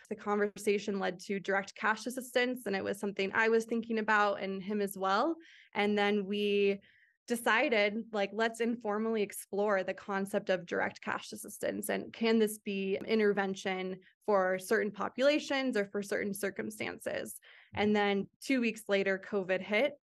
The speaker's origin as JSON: {"language": "English", "town": "Phoenix", "region": "Arizona", "country": "United States", "tie": "born or raised there", "also_born_or_lived": "Santa Clara", "moved": "as an adult", "said": "I grew up in Phoenix, Arizona"}